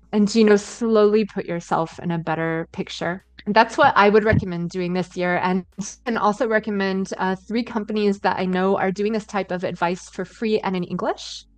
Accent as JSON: {"language": "English", "area": "Indiana/Ohio area", "region": "Midwest", "country": "United States", "also_born_or_lived": "Istanbul, Turkey", "moved": "as an adult", "lives_now": "Berlin, Germany", "said": "I'm from Indiana, Ohio uh, area in the U.S."}